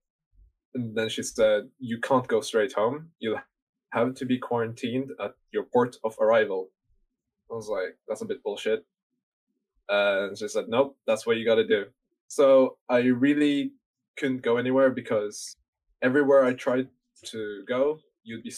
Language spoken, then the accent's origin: English; Bergen, Vestland, Norway; moved away; also born or lived in United Kingdom; Bergen, which is my home city